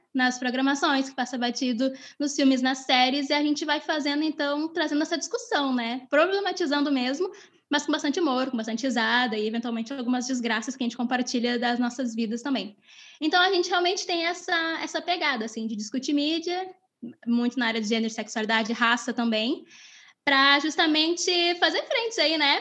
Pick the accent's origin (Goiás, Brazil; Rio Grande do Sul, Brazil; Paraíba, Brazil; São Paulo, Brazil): Rio Grande do Sul, Brazil; accent: gaúcho; eu me esforço muito para esconder o meu não sotaque de gaúcha